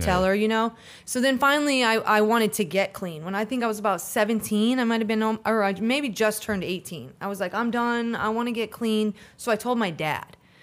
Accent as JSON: {"language": "English", "town": "Hudson", "region": "Florida", "country": "United States", "tie": "born or raised there", "also_born_or_lived": "Pontiac, Michigan", "said": "my family decided to move down here to Florida when I was about eleven"}